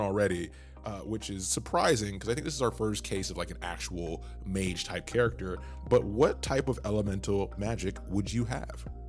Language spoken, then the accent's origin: English; Canada; I'm Canadian.